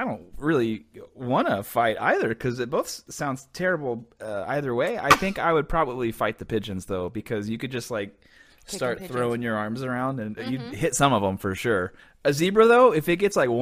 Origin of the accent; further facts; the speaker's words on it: Texas, United States; now in Los Angeles, United States; I grew up in Texas